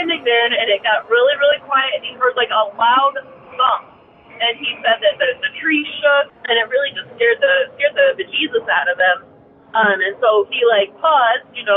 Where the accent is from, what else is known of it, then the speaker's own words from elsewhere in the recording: Michigan, United States; moved away as an adult; now in Oregon, United States; I'm from Michigan